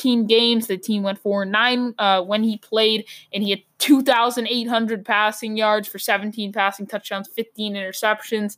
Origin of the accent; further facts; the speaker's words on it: New England, United States; I'm from New England.